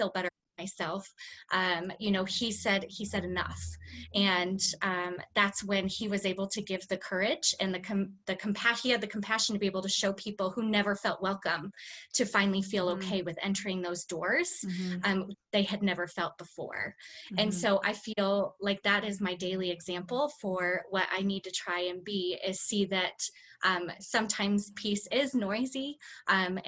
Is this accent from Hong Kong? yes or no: no; United States; I was born white and I was born in the United States.